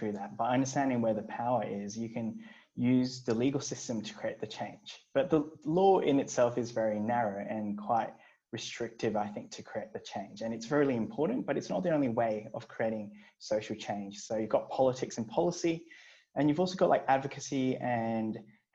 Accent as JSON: {"language": "English", "town": "Brisbane", "region": "Queensland", "country": "Australia", "tie": "born or raised there", "also_born_or_lived": "Hong Kong", "said": "I grew up in Brisbane"}